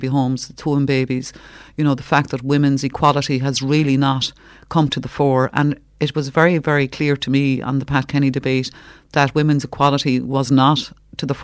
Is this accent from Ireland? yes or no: yes; Cork, Munster, Ireland; also born or lived in Gaeltacht; I'm from Cork